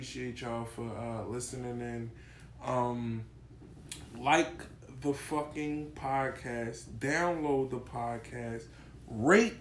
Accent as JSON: {"language": "English", "town": "Philadelphia", "region": "Pennsylvania", "country": "United States", "said": "I'm the uncle from West Philly."}